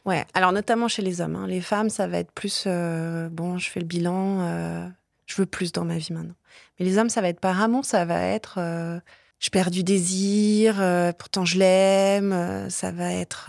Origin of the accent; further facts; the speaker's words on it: south of France, France; Je viens du sud de la France, j'ai grandi en banlieue.